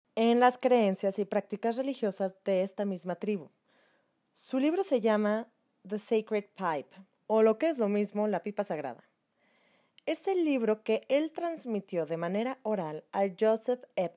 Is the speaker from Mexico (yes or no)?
yes; Mexico; nuestra historia como mexicanos